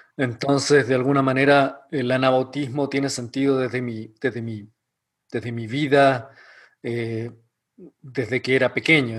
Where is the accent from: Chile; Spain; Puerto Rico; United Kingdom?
Chile; moved away as an adult; also born or lived in Ecuador; now in Elkhart, United States; soy chileno. Eh, viví casi toda mi vida en Chile